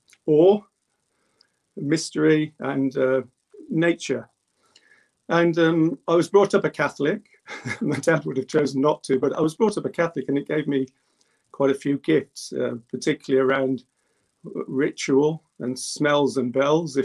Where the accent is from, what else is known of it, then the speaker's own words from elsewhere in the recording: Birmingham, West Midlands, United Kingdom; I was born in England. I am English, but my parents were immigrants. And we lived in the central part of Birmingham called Handsworth.